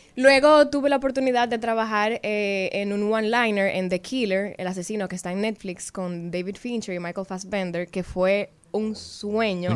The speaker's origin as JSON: {"language": "Spanish", "region": "Santiago", "country": "Dominican Republic", "said": "yo soy de Santiago"}